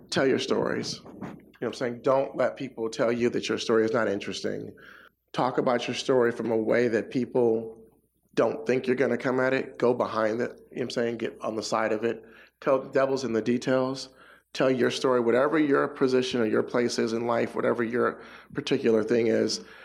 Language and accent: English; Inglewood, California, United States; I'm from Inglewood. Inglewood. It's a you know a black suburb